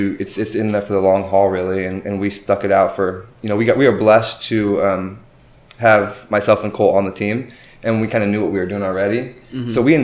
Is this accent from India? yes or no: no; Charleston, Illinois, United States; moved away as an adult; also born or lived in Chicago, Illinois; now in Texas, United States; I'm originally from Illinois, actually, a rural town in Illinois. It's called Charleston. I went to school there, went to college there as well